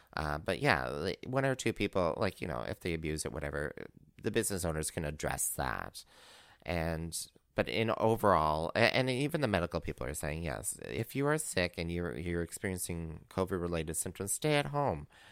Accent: Northern Ontario, Canada; moved away; I'm originally from Northern Ontario

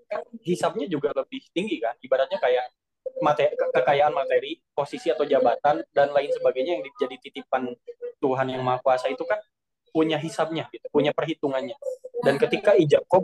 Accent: Bandung, West Java, Indonesia; tapi let's say daerahku lah di Bandung itu kajian-kajian ceramah segala macam tuh wah membludak banyak banget

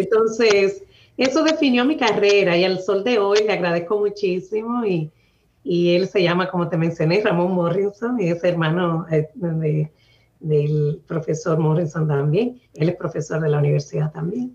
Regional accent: La Isabela, Puerto Plata, Dominican Republic; now in Boston, United States; Nací en un pueblecito muy pequeño en el norte de República Dominicana que se llama La Isabela, en la provincia de Puerto Plata.

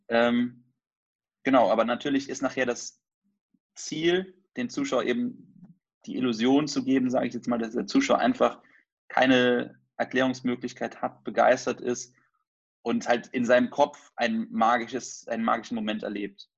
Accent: near Trier, Rhineland-Palatinate, Germany; moved away; also born or lived in Cologne; ich komme ursprünglich aus der Nähe von Trier

